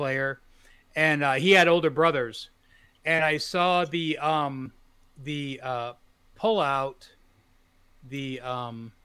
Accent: Detroit, Michigan, United States; I grew up in Detroit

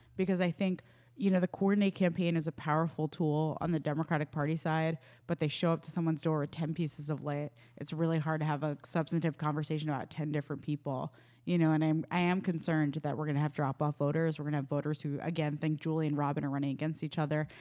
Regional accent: New York, United States; my home state of New York

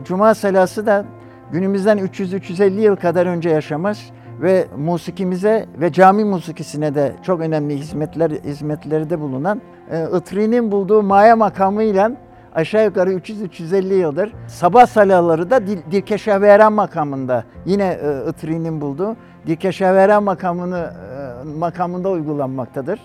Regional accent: Istanbul, Turkey; burada doğmuşum, burada büyümüşüm, buranın ilkokuluna gitmişim

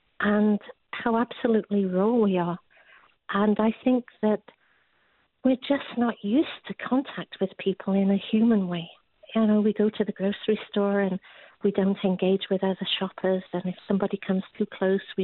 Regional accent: England, United Kingdom; moved away as an adult; now in United States; I'm English

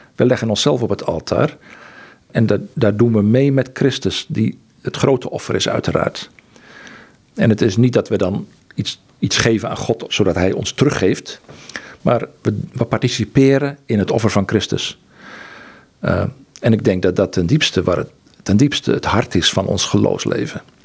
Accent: Netherlands; moved away; also born or lived in Egypt; wat ik gewend was als Nederlander

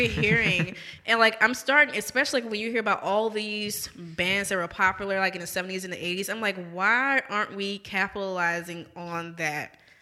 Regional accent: New Orleans, Louisiana, United States; moved away as an adult; now in Jackson, United States; growing up in New Orleans, we're very heavy on our, like, own local history

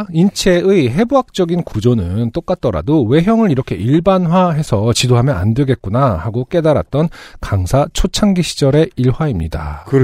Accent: Sangju, North Gyeongsang, South Korea; 저는 경북 상주 출신인데 지방 사시는 분들은 알겠지만 엄청나게 중한 질병이 아닌 이상 가봤자 근처 광역시의 큰 병원이 최선일 때가 많죠.

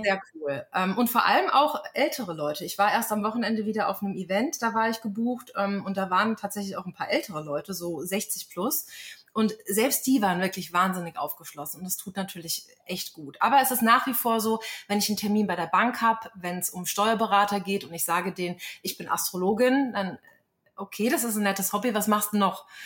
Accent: a small village near Frankfurt am Main, Hesse, Germany; moved away as an adult; also born or lived in Berlin; now in Lynchburg, United States; in meiner Heimatstadt bin, ein kleines Kuhkaff in der Nähe von Frankfurt am Main

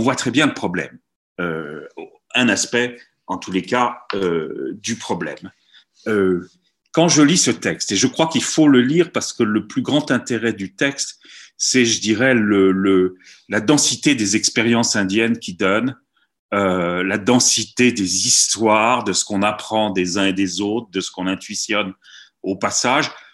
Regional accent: France; nous sommes français

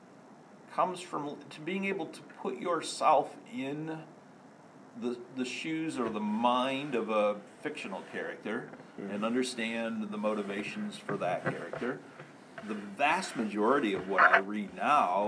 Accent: Morrice, Michigan, United States; I grew up in Morris, is a very small town between Lansing and Flint

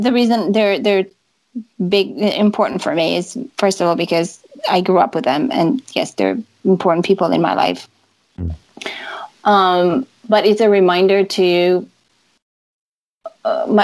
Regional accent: Transylvania, Romania; where I grew up in Transylvania

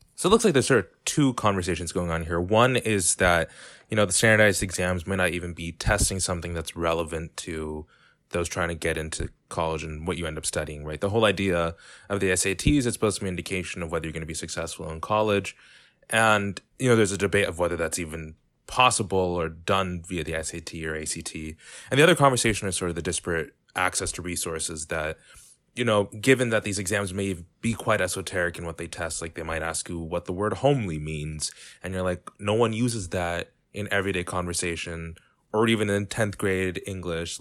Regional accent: San Diego, California, United States; I come from San Diego, California, and from a more affluent community

